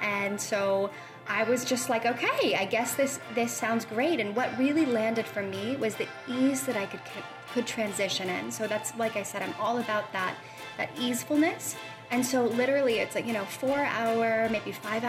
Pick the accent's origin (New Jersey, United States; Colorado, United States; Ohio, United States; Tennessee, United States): Ohio, United States; Columbus; moved away as an adult; also born or lived in Philadelphia area / New York City; so I come from Columbus, Ohio. That's where I grew up.